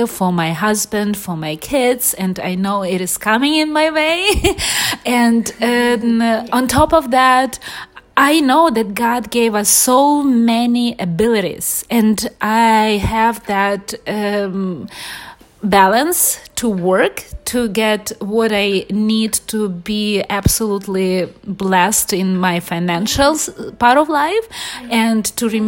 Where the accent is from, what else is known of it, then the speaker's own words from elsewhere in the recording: Ukraine; English is a second language; also born or lived in Los Angeles, United States; now in Miami, United States; I'm originally from Ukraine, and this is one of the very central situating country in Europe, very deep history, and we are very family-oriented people from generations to generations. And I grew up in very big family by Ukrainian standards